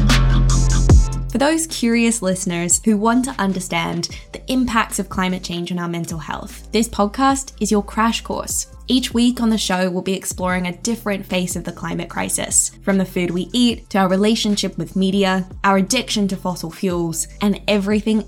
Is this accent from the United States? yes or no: no; Australia; Growing up in Australia, I wasn't allowed to watch horror films